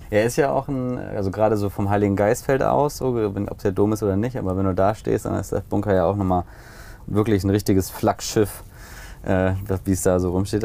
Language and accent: German; Hamburg, Germany; als Hamburger